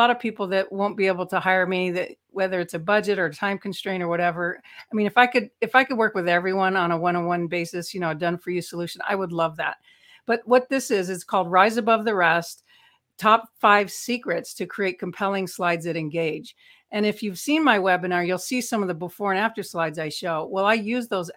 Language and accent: English; Los Angeles, California, United States; I spent 4 years as a teenager growing up in Hollywood